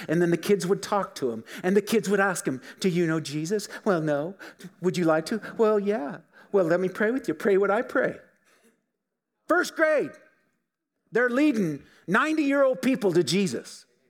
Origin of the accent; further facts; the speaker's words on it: Filer, Idaho, United States; We grew up in Filer, just down the road.